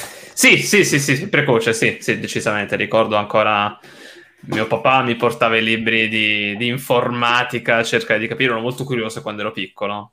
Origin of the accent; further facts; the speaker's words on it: Italy; moved away as an adult; now in England, United Kingdom; sono emigrato dall'Italia, um, io, so, io, sono basato in Inghilterra